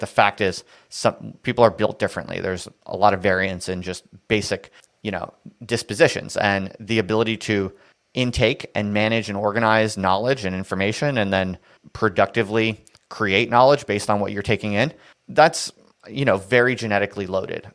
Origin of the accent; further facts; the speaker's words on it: New Jersey, United States; moved away; I'm from New Jersey